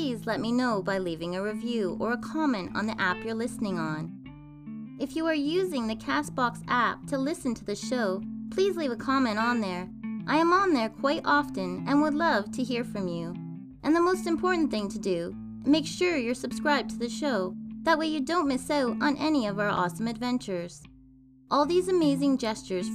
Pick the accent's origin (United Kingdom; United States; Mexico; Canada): Canada; my beloved country.